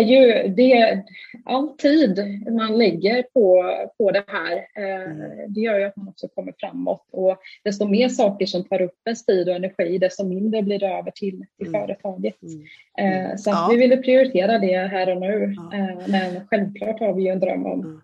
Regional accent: Stockholm, Stockholm County, Sweden; now in Halmstad, Sweden; jag är ju från Stockholm från grunden. Mm. Eh, mm men bor ju i Halmstad idag.

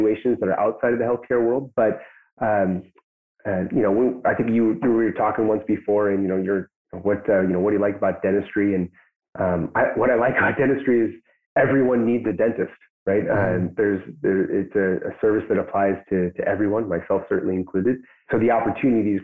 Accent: Pacific Northwest, United States; now in Chelan, United States; I grew up in the Pacific Northwest

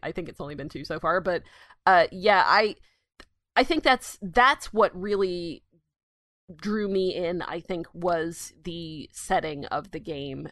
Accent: United States; the American here

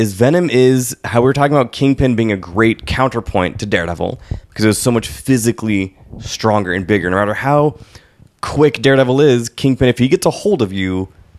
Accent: New York, United States; now in San Francisco, United States; Oh, well, I'm from New York, and I still have currency in New York, because blah, blah, but I moved to San Francisco after I lost my...

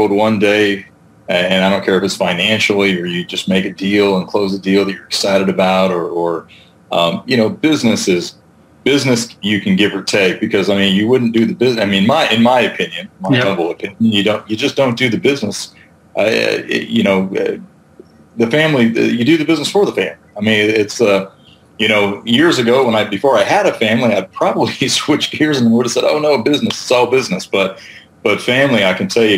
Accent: California, United States; I grew up in California, so I was I was a big surfer for a long time

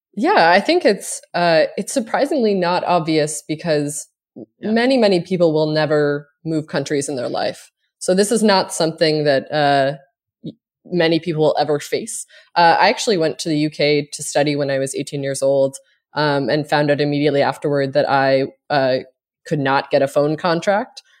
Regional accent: Cape Breton, Nova Scotia, Canada; now in United States

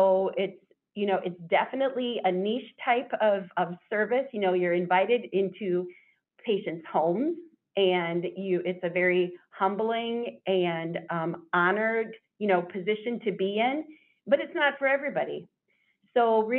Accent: Iowa, United States; now in Wisconsin, United States; I grew up in Iowa

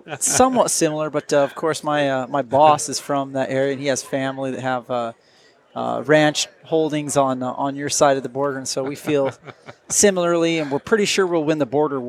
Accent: Arco, Idaho, United States; now in Wyoming, United States; I actually went to high school in Idaho. I graduated from Butte High School in Arco, Idaho.

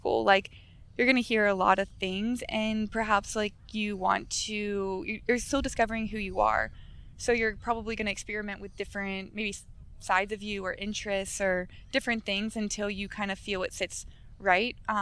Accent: Sarasota, Florida, United States; I'm from Sarasota, so Sarasota has a lot of... it's just an older community

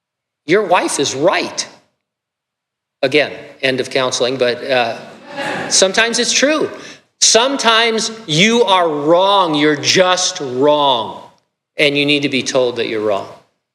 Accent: California, United States; God, what were you thinking when I grew up in California? Now I happen to love California.

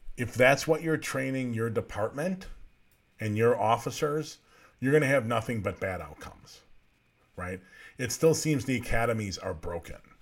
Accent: United States; as American citizens

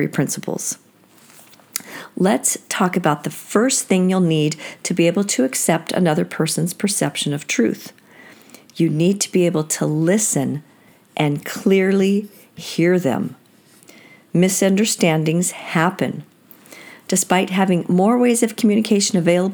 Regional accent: Seattle, Washington, United States; I grew up in Seattle

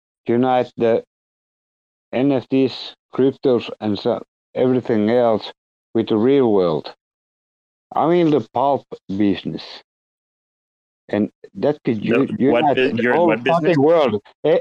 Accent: Finland; English is a second language; I'm from Finland. I don't speak English really well.

